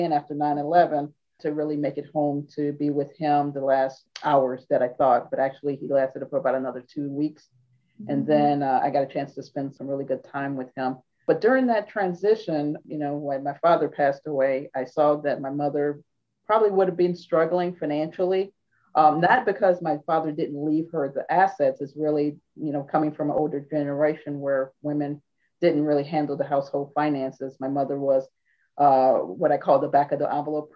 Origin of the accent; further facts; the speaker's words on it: St. Louis, Missouri, United States; moved away as an adult; also born or lived in Pennsylvania; now in Washington, D.C. metro area, United States; I am originally from St. Louis, Missouri, so the Midwest, and tracked out here in 1992